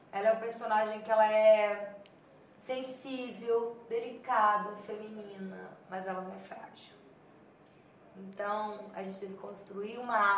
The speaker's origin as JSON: {"language": "Portuguese", "region": "Minas Gerais", "country": "Brazil", "tie": "born or raised there", "said": "no sotaque, né? Um pouco, um tonzinho, mas é, essa coisa mesmo de Minas, que eu vivi a vida toda"}